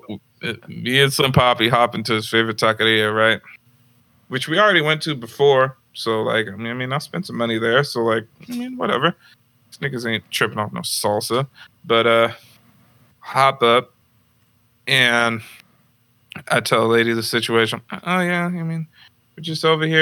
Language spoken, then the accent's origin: English; Santa Rosa, California, United States; I'm from Santa Rosa.